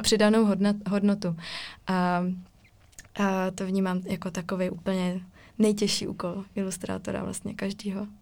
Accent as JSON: {"language": "Czech", "town": "Ostrava", "region": "Moravian-Silesian Region", "country": "Czechia", "said": "já pocházím z Ostravy"}